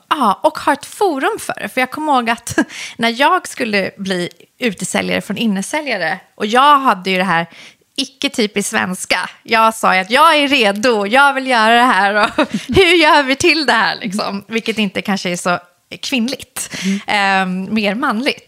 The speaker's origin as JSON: {"language": "Swedish", "town": "Solna", "region": "Stockholm County", "country": "Sweden", "tie": "born or raised there", "also_born_or_lived": "Iran / Husby, Stockholm"}